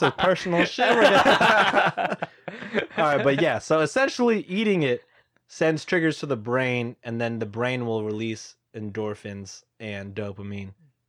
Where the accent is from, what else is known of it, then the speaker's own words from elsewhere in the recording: Texas, United States; Yeah, we're from Texas.